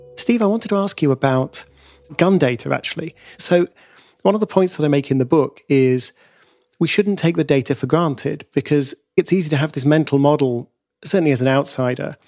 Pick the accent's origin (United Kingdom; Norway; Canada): United Kingdom; I'm a Brit